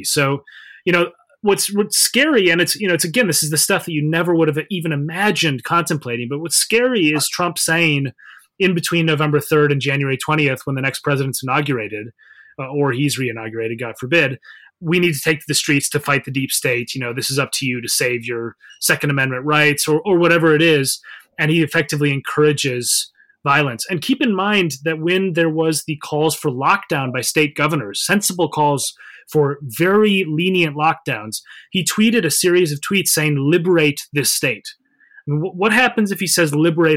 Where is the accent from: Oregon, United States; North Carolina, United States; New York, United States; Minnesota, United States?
Minnesota, United States; I'm from Minnesota, for example, in the Midwest.